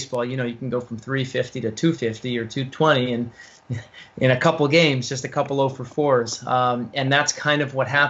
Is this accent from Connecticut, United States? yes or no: yes; Guilford, Connecticut, United States; moved away as an adult; also born or lived in North Carolina; I grew up in Guilford, Connecticut